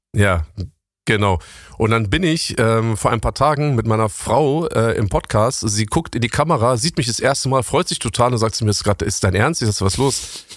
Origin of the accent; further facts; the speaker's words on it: Berlin, Germany; also born or lived in Bonn; Ich bin in Bonn geboren, bin aber mhm. im Säuglingsalter nach West-Berlin gekommen